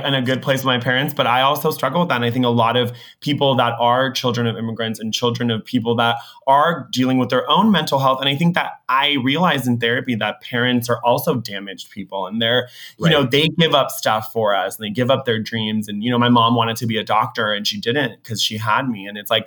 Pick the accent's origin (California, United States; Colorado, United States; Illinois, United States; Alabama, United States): California, United States; Orange County; growing up in Orange County